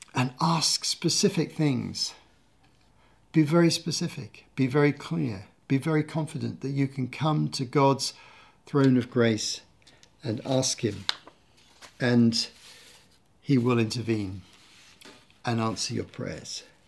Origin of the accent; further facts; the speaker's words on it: United Kingdom; my home country. the U K